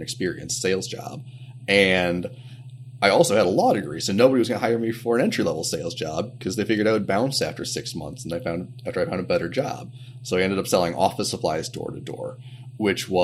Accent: Champaign, Illinois, United States; moved away as an adult; also born or lived in Chicago, Illinois; I'm originally from Champaign, Illinois. I grew up there, went to college there, and then moved up to Chicago for law school in 2005

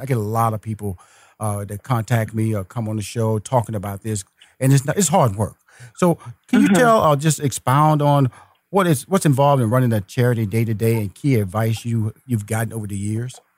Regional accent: Houston, Texas, United States; I'm, am a Texas boy. I'm from Houston, Texas

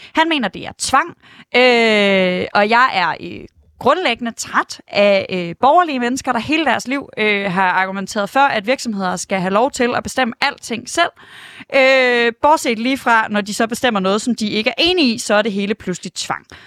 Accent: Aarhus, Central Denmark Region, Denmark; jeg er fra Aarhus

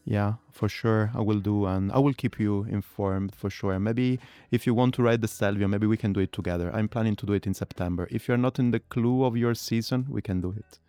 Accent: Italy; English is a second language; now in Berlin, Germany; I grew up in Italy

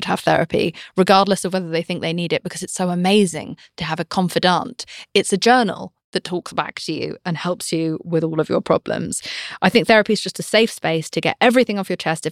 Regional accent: United Kingdom; I'm British.

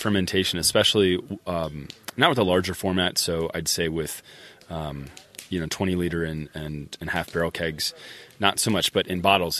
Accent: Virginia, United States; I come from Virginia

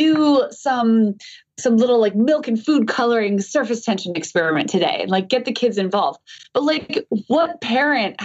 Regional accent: Hawaii, United States; I grew up in Hawaii

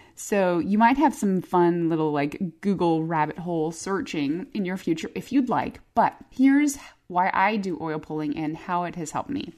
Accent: Phoenix, Arizona, United States; moved away; I grew up in Arizona. I grew up in Phoenix.

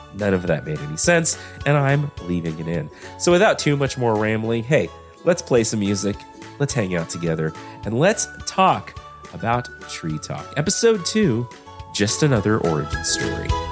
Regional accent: Texas, United States; I'm from Texas

